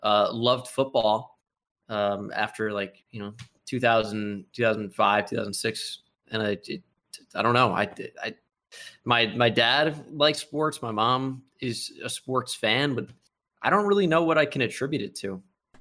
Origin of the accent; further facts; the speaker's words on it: New Jersey, United States; I was Yankees obsessed growing up in New Jersey, you know, less than an hour away from Yankee Stadium.